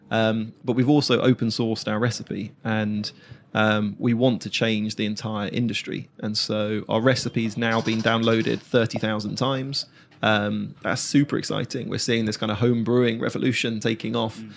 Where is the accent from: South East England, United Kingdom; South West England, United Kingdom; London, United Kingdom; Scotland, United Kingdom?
South East England, United Kingdom; Reigate; yeah, yeah, yeah, yeah, Even my, um, my hometown.